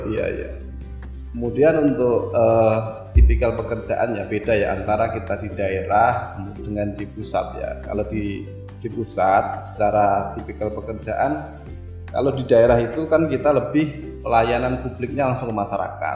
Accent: Surakarta, Central Java, Indonesia; moved away as an adult; also born or lived in Central Sulawesi; Saya kan uh, aslinya dari Pulau Jawa, hmm. dari Solo, dari sama dengan kampungnya Pak Presiden Pak Jokowi

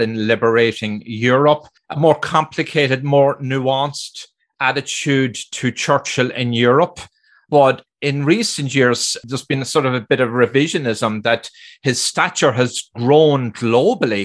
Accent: Ireland; being Irish

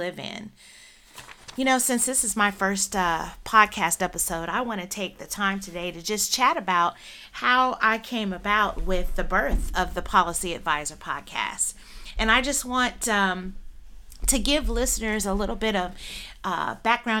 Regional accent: Northern Illinois, United States; I am born and raised in Northern Illinois

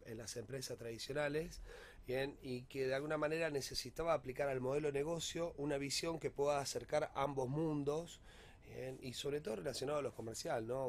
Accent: Rosario, Santa Fe, Argentina; para todos nosotros como Rosarino

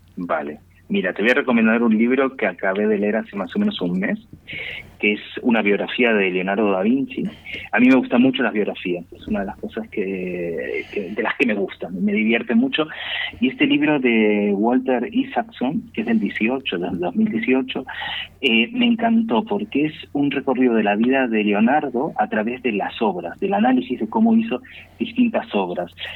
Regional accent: Buenos Aires, Argentina; now in Spain; Porteños somos los que nacimos dentro de la ciudad de Buenos Aires

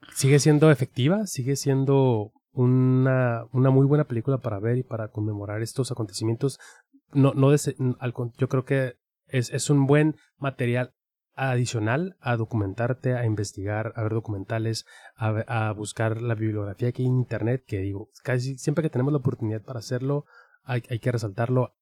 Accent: Mexico; nuestra identidad como mexicanos

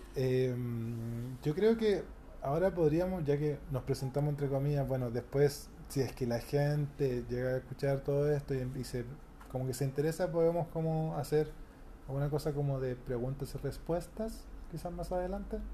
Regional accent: Santiago, Santiago Metropolitan Region, Chile; Soy, de Santiago, la región metropolitana

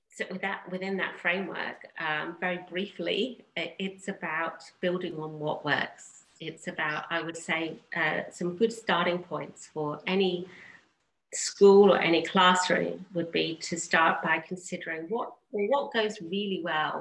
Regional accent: England, United Kingdom; I grew up in England

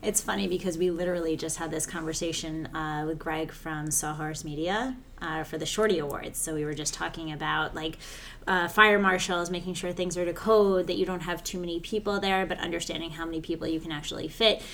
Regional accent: New York, United States; I'm such a New Yorker.

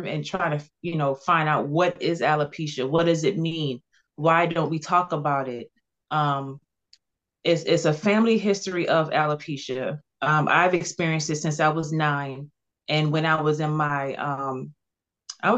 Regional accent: Cross, South Carolina, United States; also born or lived in Charleston, South Carolina; I was born in Charleston, but I was raised in Cross, South Carolina.

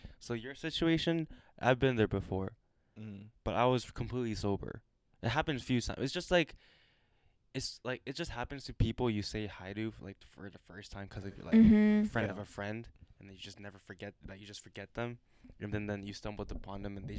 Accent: Maine, United States; just because I'm from Maine doesn't mean I eat lobsters all day, right?

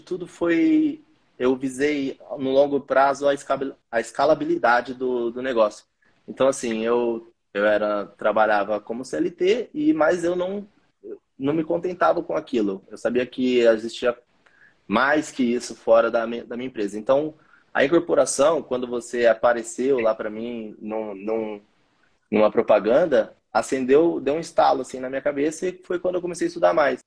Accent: Campinas, São Paulo, Brazil; also born or lived in Hortolândia; Eu sou aqui, da, aqui de Campinas

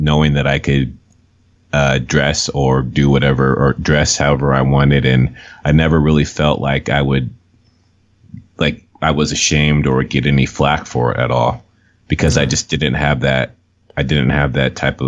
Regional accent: Los Angeles, California, United States; moved away; I grew up in Los Angeles

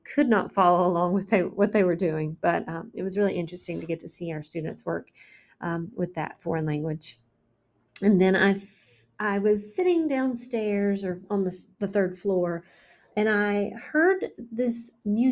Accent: McDowell County, North Carolina, United States; my hometown, McDowell

